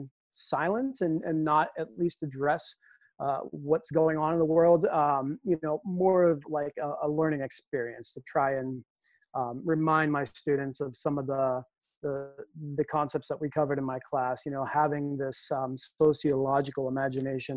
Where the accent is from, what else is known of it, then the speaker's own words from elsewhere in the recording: Lowell, Massachusetts, United States; my time as a student growing up in Lowell